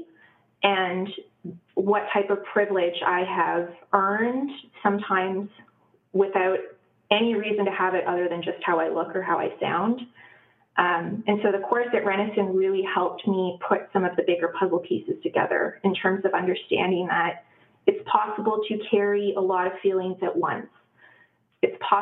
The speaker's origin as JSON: {"language": "English", "town": "Ottawa", "region": "Ontario", "country": "Canada", "tie": "born or raised there", "moved": "yes", "lives_now": "Waterloo, Canada", "said": "I grew up in Ottawa, Ontario, which is on unceded Algonquin territory. I did not know that until years after I had left Ottawa"}